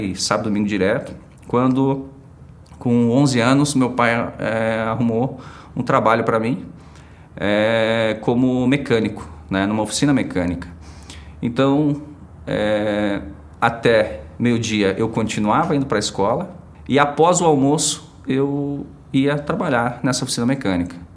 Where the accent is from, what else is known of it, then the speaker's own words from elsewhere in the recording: Prudentópolis, Paraná, Brazil; moved away as an adult; also born or lived in Imbituva / Maringá / Guarapuava; nasci em Prudentópolis